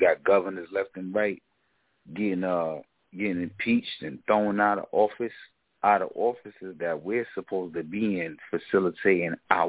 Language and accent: English; New York, United States; I'm from New York too, so it's like, you know, I go back many generations here.